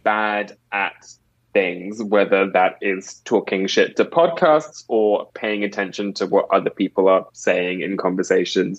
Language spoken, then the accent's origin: English; England, United Kingdom; I'm British from England.